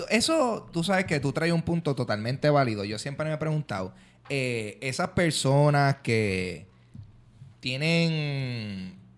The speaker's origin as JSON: {"language": "Spanish", "town": "Carolina", "country": "Puerto Rico", "said": "Yo soy de Carolina. Lo que pasa y, es y en mi territorio de Carolina se habla. No se dice lío de falda. Yo nunca había escuchado ese término en mi vida."}